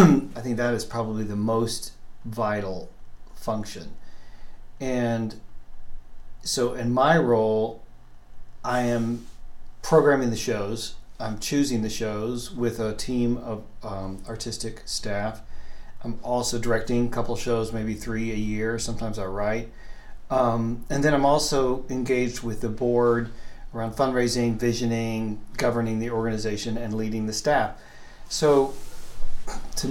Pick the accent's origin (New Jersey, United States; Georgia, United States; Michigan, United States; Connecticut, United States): Georgia, United States; Atlanta; moved away as an adult; also born or lived in Waco, Texas / New York, United States / Pittsburgh, United States; now in Portland, United States; I grew up in Atlanta